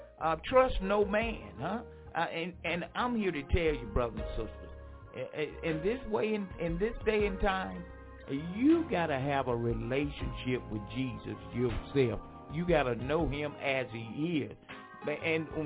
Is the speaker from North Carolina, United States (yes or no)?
yes; Franklin, North Carolina, United States; moved away; my hometown, Franklin, North Carolina